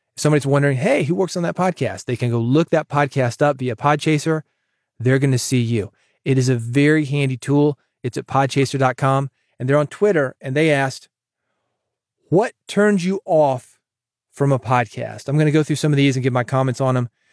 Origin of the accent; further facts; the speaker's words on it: the South, United States; accent: twangy; I'm a Southerner